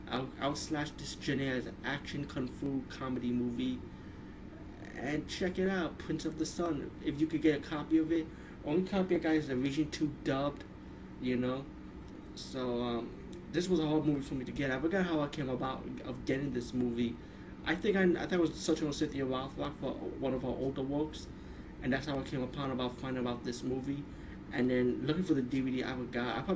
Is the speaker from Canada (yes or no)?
no; India; pretty much as being Indian, I grew up around these supernatural stories and magic and never misuse it.